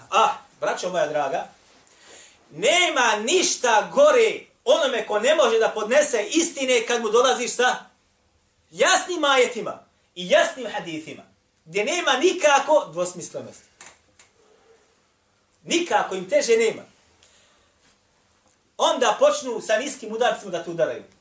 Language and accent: Croatian; Bosnia & Herzegovina